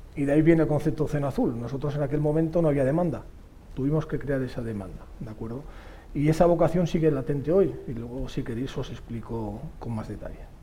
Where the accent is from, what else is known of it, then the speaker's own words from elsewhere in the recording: Catalonia, Spain; soy catalán y español